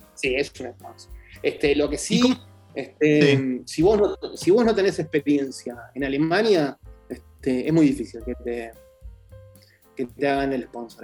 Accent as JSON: {"language": "Spanish", "country": "Argentina", "moved": "as an adult", "lives_now": "Germany", "said": "los argentinos acá somos excesivamente pocos"}